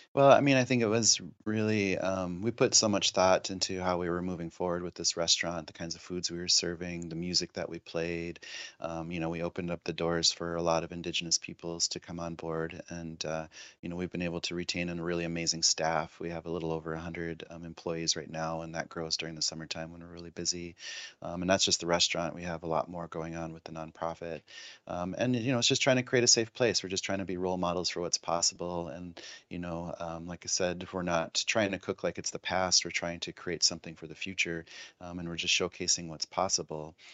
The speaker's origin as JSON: {"language": "English", "area": "Pine Ridge Reservation", "region": "South Dakota", "country": "United States", "tie": "born or raised there", "said": "I grew up on the Pine Ridge Reservation in South Dakota"}